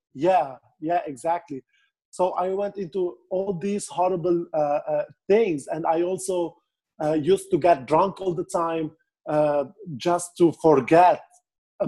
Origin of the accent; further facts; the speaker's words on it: Beirut, Beirut Governorate, Lebanon; I'm from Beirut, Lebanon